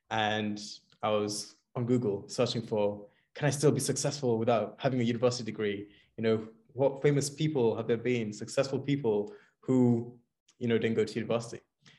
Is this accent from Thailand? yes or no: no; Kenya; now in London, United Kingdom; So I'm from London right now, but originally actually hail from Kenya. So that's in East Africa.